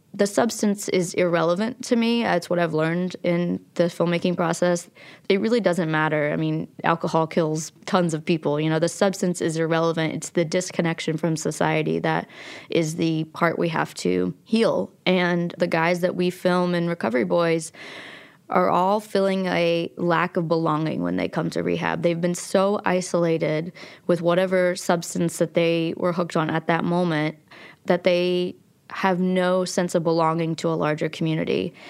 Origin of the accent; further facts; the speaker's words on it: Logan, West Virginia, United States; also born or lived in Abingdon, Virginia; I was born in Abingdon, Virginia, and I grew up in Logan, West Virginia, And we moved twelve times before I was in sixth grade between those two towns.